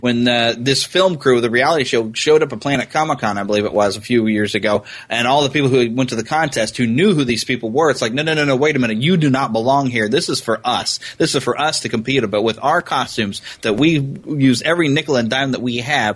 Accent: United States; I'm pure American

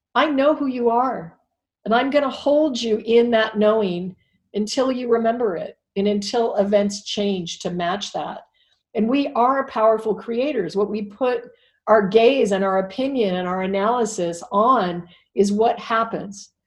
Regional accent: Alaska, United States; I was raised in Alaska, so I'm not a city, not a big city girl.

